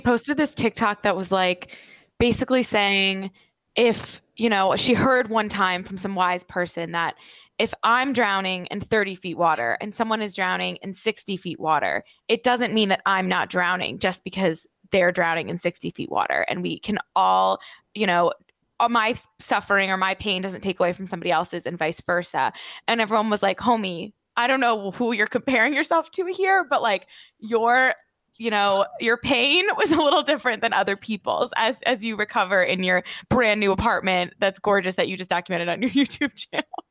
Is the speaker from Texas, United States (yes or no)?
no; New Jersey, United States; Born and raised in New Jersey.